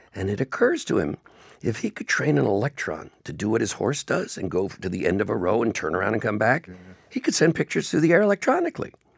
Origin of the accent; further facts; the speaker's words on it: Beverly Hills, California, United States; now in Toronto, Canada; I grew up in Beverly Hills, and quite literally, movie stars lived on every block.